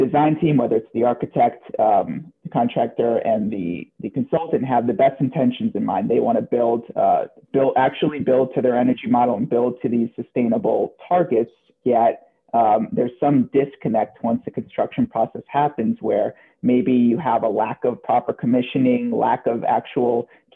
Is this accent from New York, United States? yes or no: no; New Jersey, United States; I grew up in New Jersey across the water